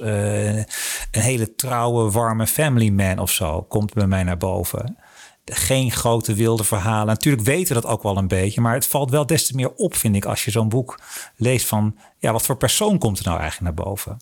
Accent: Netherlands; als Hollanders en niet-Anglofonen

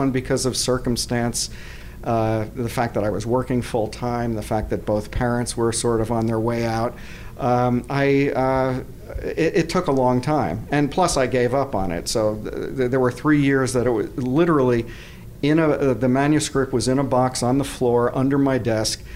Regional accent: South Orange, New Jersey, United States; moved away as an adult; also born or lived in Madison, Wisconsin / Boulder, Colorado; now in San Diego, United States; I'm from South Orange, New Jersey

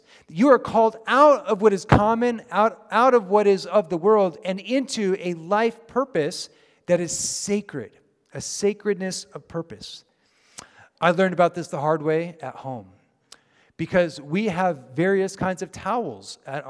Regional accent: Japan; moved away as an adult; now in United States; Many of you know, of course, that I grew up in Japan. After I graduated from high school, I moved to the States.

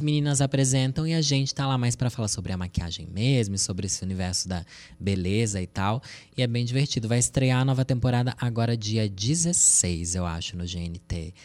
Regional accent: Sorocaba, São Paulo, Brazil; Eu sou de Sorocaba, interior de São Paulo

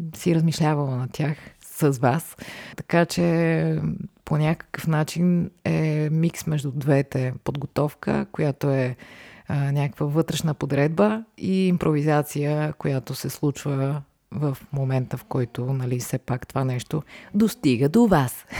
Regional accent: Varna, Varna Province, Bulgaria; moved away as an adult; now in Sofia, Bulgaria; аз съм родена в София, но прекарах до 12 клас във Варна

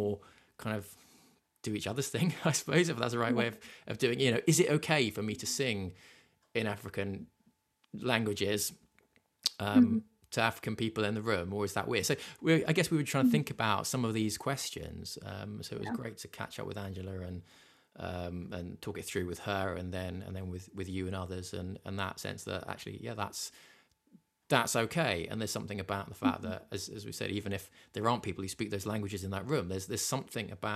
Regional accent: England, United Kingdom; as an English person

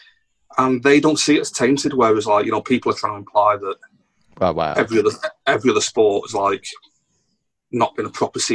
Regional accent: England, United Kingdom; I'm talking as an Englishman

